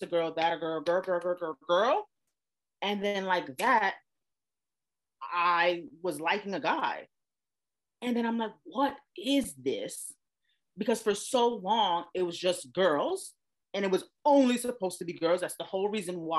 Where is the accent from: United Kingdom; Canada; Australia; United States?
United States; New York City, New York; now in Los Angeles, United States; I am originally from Brooklyn, New York. I live in Los Angeles, California now